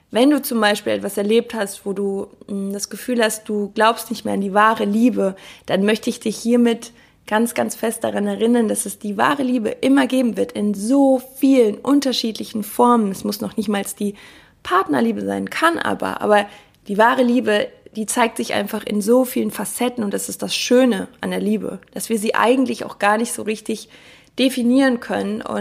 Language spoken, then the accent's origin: German; Cologne, North Rhine-Westphalia, Germany; Ich komme ja aus Köln und Karneval